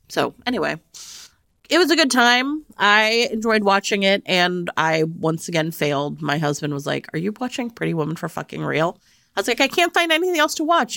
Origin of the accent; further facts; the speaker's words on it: Cleveland, Ohio, United States; moved away; I grew up around the Great Lakes in Cleveland